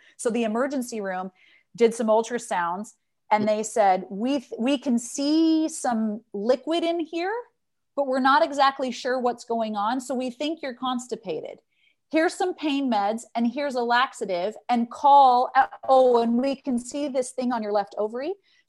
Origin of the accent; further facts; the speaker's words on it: Salt Lake City, Utah, United States; moved away as an adult; now in Amsterdam, Netherlands; growing up in Salt Lake City, it's a very religious community.